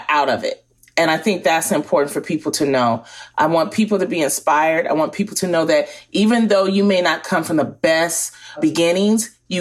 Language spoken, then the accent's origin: English; Detroit, Michigan, United States; In Detroit, Michigan, where I grew up